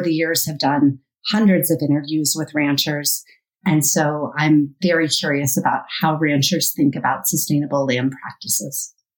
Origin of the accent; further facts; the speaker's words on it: Colorado, United States; growing up in Colorado